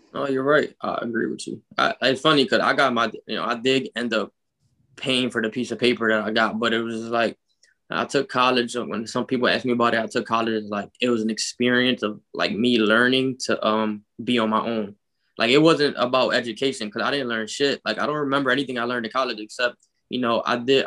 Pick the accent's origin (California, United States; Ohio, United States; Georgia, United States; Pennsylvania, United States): Pennsylvania, United States; Philadelphia; I grew up in North Philadelphia.